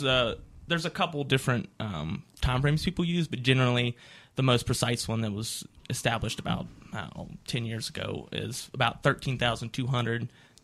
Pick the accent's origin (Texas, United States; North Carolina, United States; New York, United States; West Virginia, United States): West Virginia, United States; accent: Appalachian; No, I'm actually originally from West Virginia.